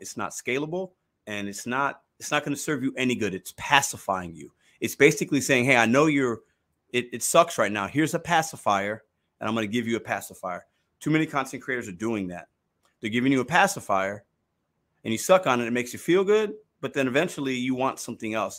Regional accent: Chicago, Illinois, United States; now in St. Louis, United States; I was born in Chicago. I rep Chicago

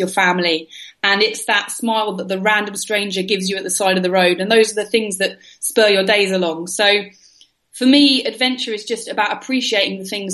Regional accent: London, United Kingdom; I was raised in London in the UK

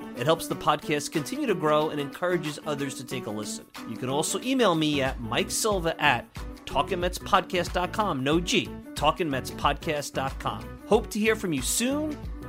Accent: New York City, New York, United States; now in Long Island, United States; I grew up in Bensonhurst, so Brooklyn's near and dear to my heart. I might be on Long Island now.

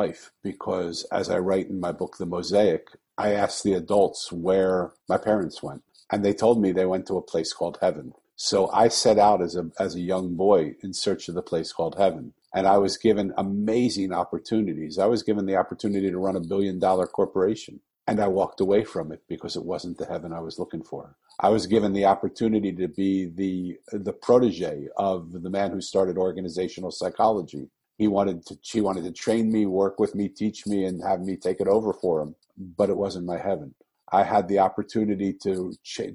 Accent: Philadelphia, Pennsylvania, United States; moved away; I was born in Philadelphia and I'm 65 years old

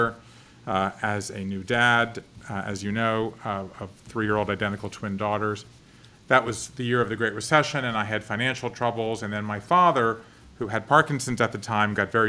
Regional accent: Savannah, Georgia, United States; moved away as an adult; also born or lived in Connecticut / Japan; So I grew up in Savannah, Georgia, five generations of Jews

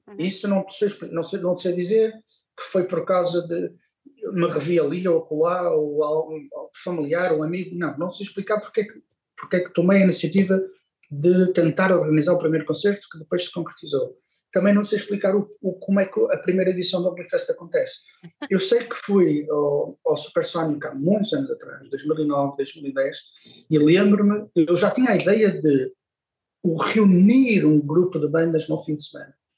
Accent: Porto, Norte, Portugal; eu sim, sou do Porto, com muito orgulho, sou muito, sou, sou portuense, adoro esta cidade

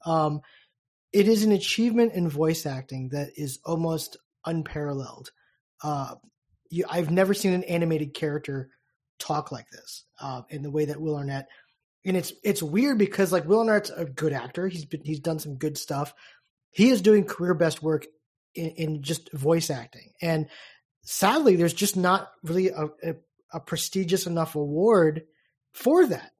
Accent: United States; a American baseball fan who's used to this game

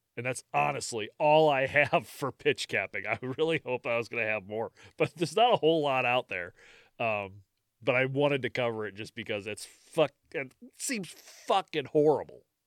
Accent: United States; I'm American

